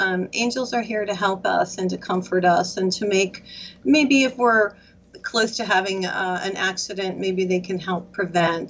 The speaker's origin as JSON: {"language": "English", "region": "Michigan", "country": "United States", "moved": "yes", "said": "I'm from Michigan originally"}